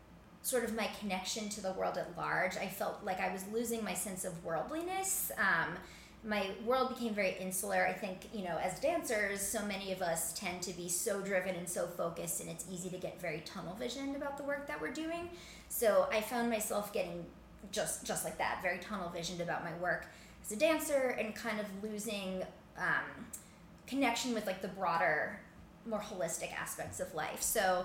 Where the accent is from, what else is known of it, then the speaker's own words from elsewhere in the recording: Cleveland, Ohio, United States; now in New York City, United States; So I grew up in Cleveland, Ohio